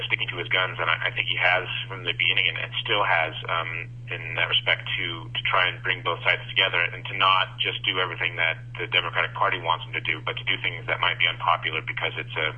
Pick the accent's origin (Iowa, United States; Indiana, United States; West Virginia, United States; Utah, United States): Iowa, United States; Being that I'm from Iowa